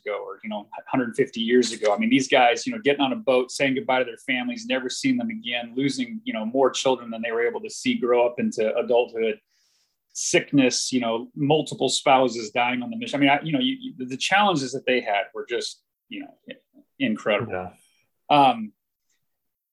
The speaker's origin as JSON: {"language": "English", "country": "United States", "moved": "as an adult", "lives_now": "Taiwan", "said": "myself as an American"}